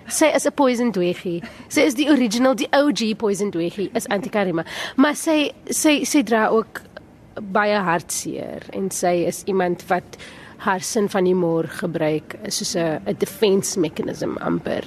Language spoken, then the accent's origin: Afrikaans; Cape Town, Western Cape, South Africa; Ek het op die Kaapse vlakte grootgeword